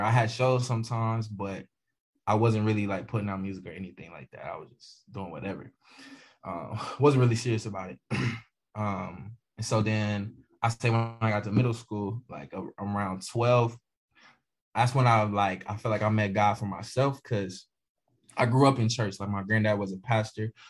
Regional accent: Bristol, Virginia, United States; I'm from Bristol, Virginia. Um, which again we call Virginia two two down. So um, yeah, Bristol, Virginia.

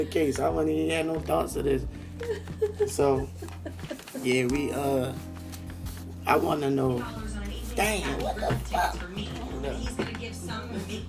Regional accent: Baltimore, Maryland, United States; I was born and raised Cherry Hill, South Baltimore

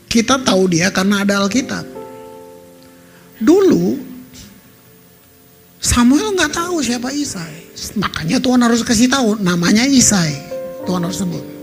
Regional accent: Ambon, Maluku, Indonesia; Jadi kota saya itu hancur saudara. Hancur dari 99 sampai 2005 dibantai habis. Kalau saudara tahun-tahun itu tahun 2000 aja saudara ke Ambon, maka saudara akan lihat Ambon seperti ya saya yang bilang kota yang ditinggalkan.

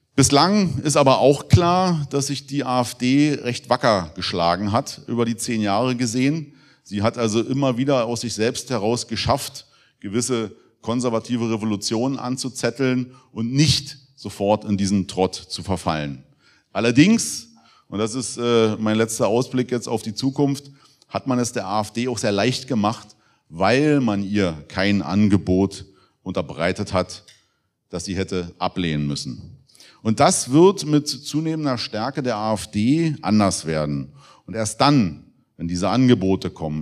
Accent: Germany; als Deutsche leben zu dürfen

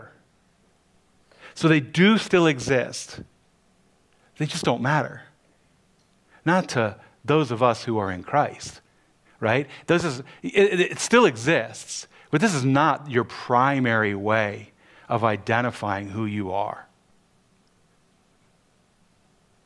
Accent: Cleveland, Ohio, United States; Growing up in Cleveland, Ohio

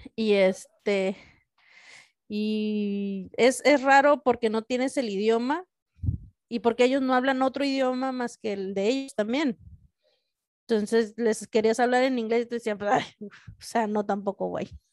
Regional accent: Mexico; en mi propio país

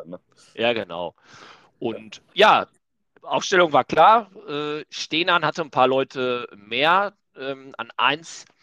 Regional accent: Hamburg, Germany; Aber äh, als Hamburger geht das nicht.

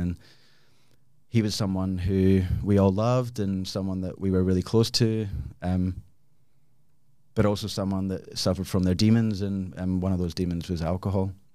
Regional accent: Glasgow, Scotland, United Kingdom; moved away as an adult; also born or lived in Australia; now in Perth, Australia; I am originally from Glasgow, came to Australia about twenty-one years ago.

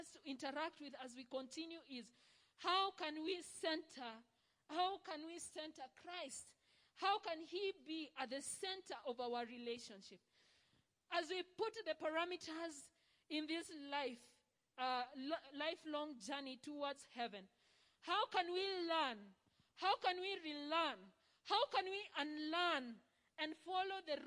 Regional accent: Rift Valley, Kenya; we come from the Rift Valley

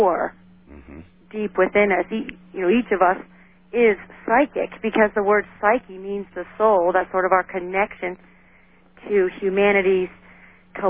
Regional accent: United States; my people came over, like, in World War I, so I'm an American as the next guy

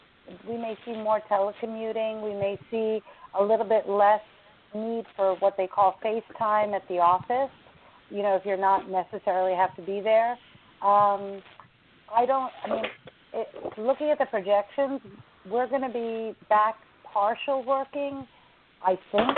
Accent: United States; I'm an American, but my ethnicity is Indian

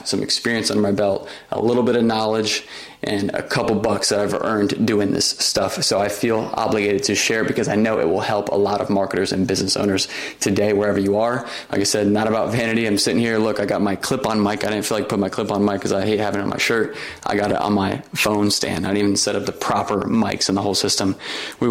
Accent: Orlando, Florida, United States; My first marketing job was with the Walt Disney Company in my hometown in Orlando.

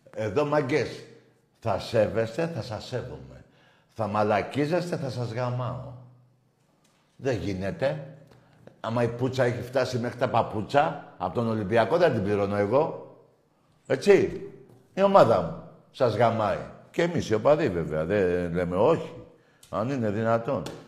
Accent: Greece; εμείς είμαστε Έλληνες

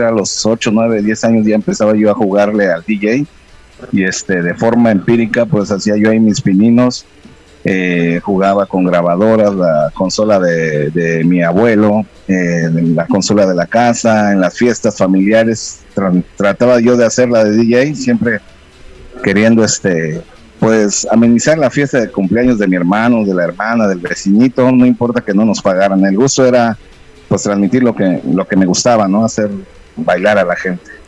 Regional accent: Juchitán, Oaxaca, Mexico; also born or lived in Mexico City; nací allá en 1974 en la Ciudad de México y tengo pues ya este prácticamente el resto de mi vida y crecí aquí en Juchitán, Oaxaca

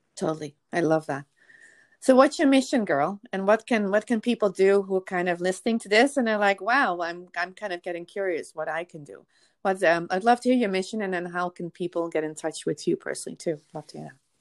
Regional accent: Netherlands; now in United States; I am from the Netherlands originally too

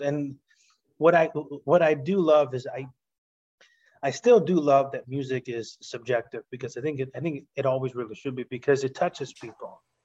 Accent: Chicago, Illinois, United States; I'm half Puerto Rican, half Italian. I grew up in Chicago

